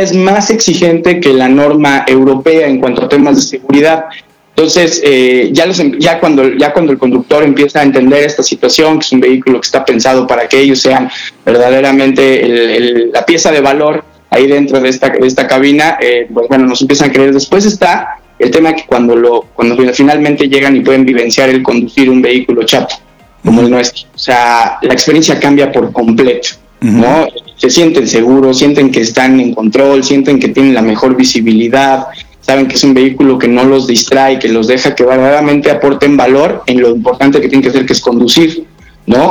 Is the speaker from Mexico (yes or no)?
yes; Mexico; yo siendo mexicano y he tenido experiencias con Scania en otros países